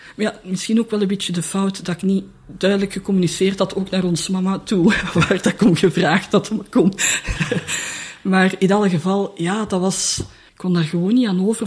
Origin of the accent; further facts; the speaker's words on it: Leuven, Flanders, Belgium; moved away as an adult; also born or lived in Brussels; Ik ben van Leuven